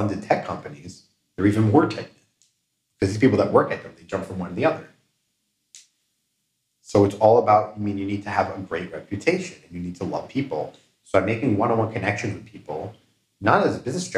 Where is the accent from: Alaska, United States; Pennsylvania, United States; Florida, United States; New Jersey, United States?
Pennsylvania, United States; Philadelphia; moved away as an adult; now in Israel; I'm born and raised in Philly.